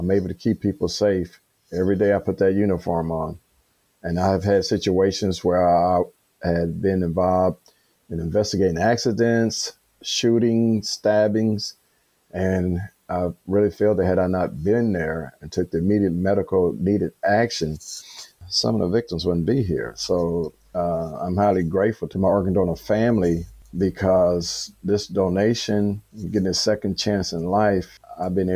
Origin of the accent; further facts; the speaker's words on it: Chicago, Illinois, United States; born and raised in Chicago